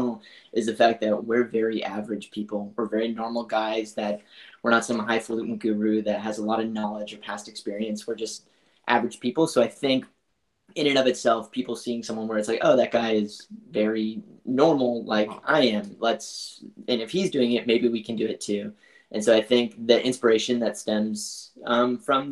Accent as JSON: {"language": "English", "region": "New Brunswick", "country": "Canada", "tie": "born or raised there", "moved": "yes", "lives_now": "Vancouver, Canada", "said": "We grew up in New Brunswick, which is on the east coast of Canada, in a really small farm town there. But more recently, I've been living in Vancouver"}